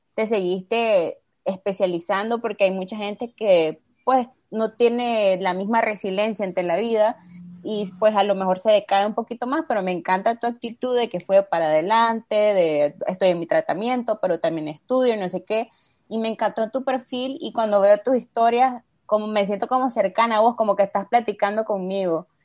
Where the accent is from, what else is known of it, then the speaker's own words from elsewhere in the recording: Nicaragua; como nicaragüenses